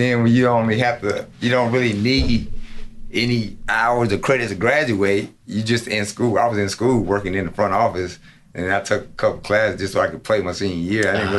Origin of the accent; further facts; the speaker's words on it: Greenville, United States; I was from Greenville